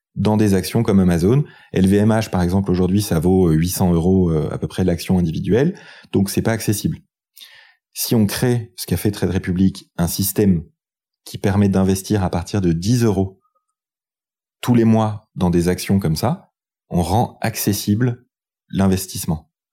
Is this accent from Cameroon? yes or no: no; France; Quand on est français